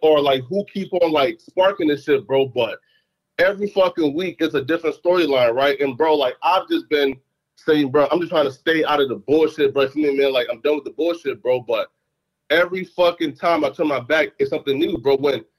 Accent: Fargo, North Dakota, United States; also born or lived in Liberia / Philadelphia; I'm from Fargo, right? So look, when I left, like, here, so when we left, like, Liberia, I moved to Fargo, right? I spent the majority of my life in Fargo.

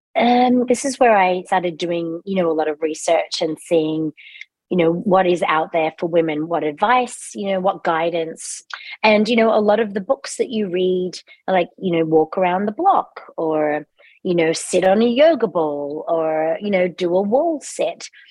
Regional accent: Australia; accent: Australian; moved away as an adult; also born or lived in England / London; now in United States; I was born in England, but grew up in Australia.

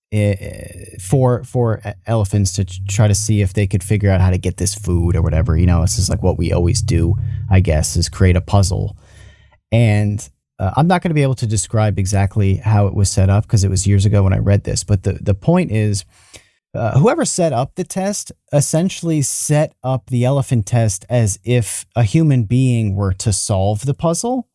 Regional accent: New York, United States; I'm from New York. I'm fro, I'm from the United States. I'm from New York

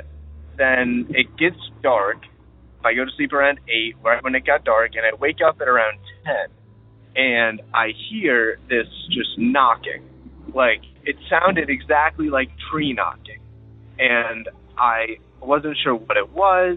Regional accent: Ohio, United States; I'm from Ohio

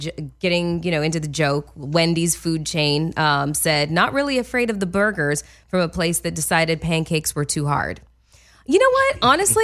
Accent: Canada; I can't. I'm Canadian. I can't.

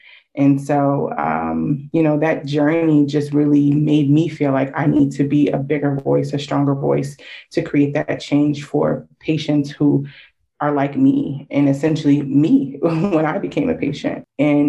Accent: Connecticut, United States; I grew up in Connecticut, was born in Connecticut, and so that's where I lived for a while.

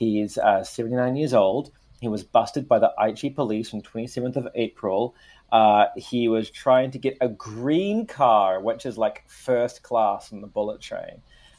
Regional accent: New Zealand; moved away as an adult; also born or lived in Vancouver, Canada; now in Tokyo, Japan; And when I went home after 6 years, I was like, mate, it's so good to be home.

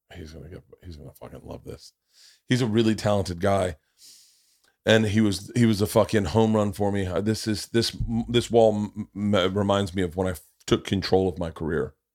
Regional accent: Florida, United States; I grew up in Florida

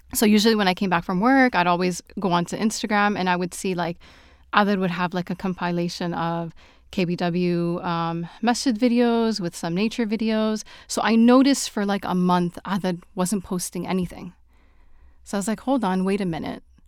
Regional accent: Toronto, Ontario, Canada; now in Saudi Arabia; I am originally from Toronto, but I'm currently living in Saudi Arabia.

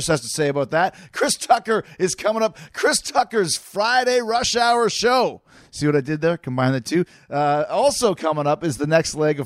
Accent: Canada; I'm Canadian

